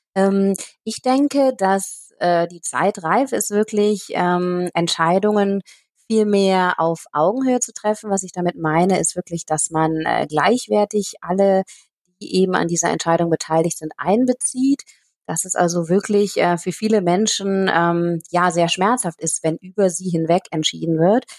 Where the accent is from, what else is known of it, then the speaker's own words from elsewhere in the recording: Aachen, North Rhine-Westphalia, Germany; moved away as an adult; also born or lived in Nepal / Cambodia; letzten Herbst zurück nach Aachen gekommen. Das ist auch meine Heimatstadt hier